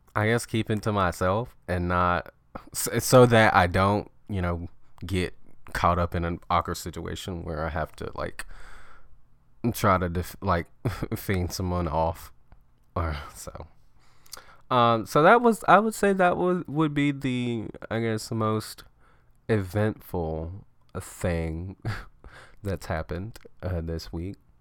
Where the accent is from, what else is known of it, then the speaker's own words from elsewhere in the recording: Alabama, United States; moved away; I'm from Alabama